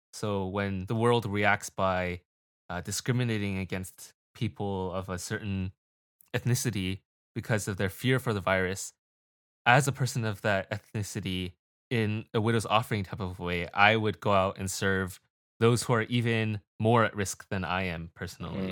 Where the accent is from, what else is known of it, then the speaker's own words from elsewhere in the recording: United States; I'm Asian American